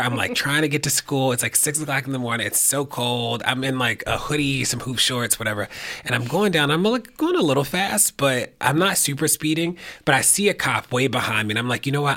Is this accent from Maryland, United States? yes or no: yes; Baltimore, Maryland, United States; I used to run an after school center in Baltimore, where I'm from